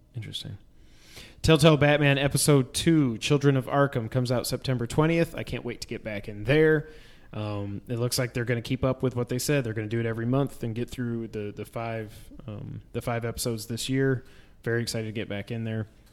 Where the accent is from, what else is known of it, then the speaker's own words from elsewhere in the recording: New York, United States; now in Tennessee, United States; We grew up in New York, but our dad's from Texas